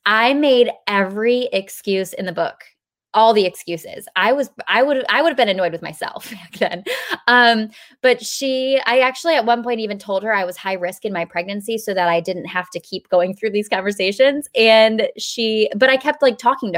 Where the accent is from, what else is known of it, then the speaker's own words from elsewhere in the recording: New York, United States; also born or lived in Pennsylvania; now in South Carolina, United States; We were living in South Carolina, but I'm from New York